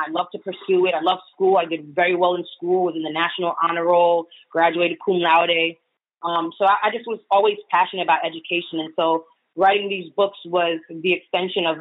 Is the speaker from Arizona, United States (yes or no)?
no; New York, United States; I'm a New Yorker